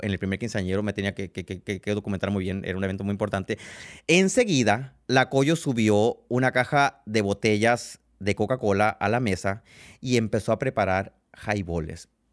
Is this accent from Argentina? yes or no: no; Sonora, Mexico; soy de Sonora